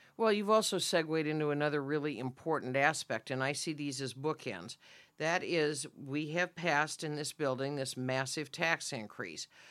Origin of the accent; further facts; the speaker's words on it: Redmond, Oregon, United States; moved away; I'm very proud of being a native Oregonian, and particularly Central Oregon. I grew up in Redmond